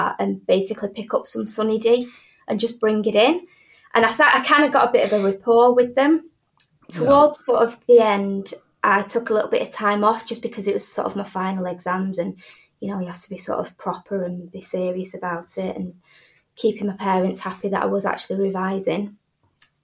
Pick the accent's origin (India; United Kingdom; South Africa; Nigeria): United Kingdom; Manchester, North West England; I'm sort of born and bred in Manchester, went to university here